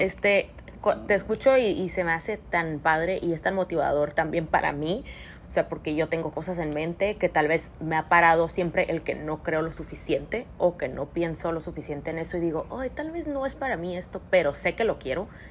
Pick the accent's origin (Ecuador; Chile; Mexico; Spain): Mexico; como mexicanos estamos tan acostumbrados a verlo